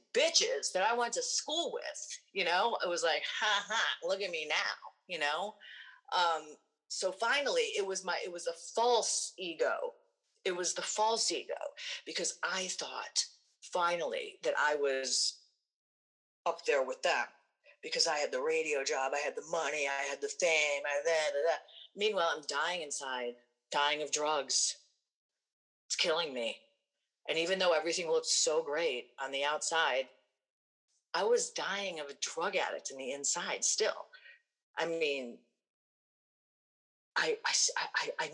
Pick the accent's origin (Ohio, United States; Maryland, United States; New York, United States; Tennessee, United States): Ohio, United States; Cleveland; also born or lived in Minneapolis; I grew up in Cleveland, Rock and Roll Hall of Fame City, and that's where I grew up